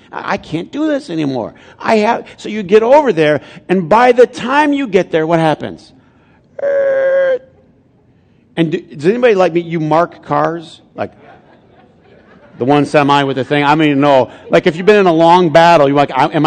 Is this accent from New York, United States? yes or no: no; Flint, Michigan, United States; I'm from Flint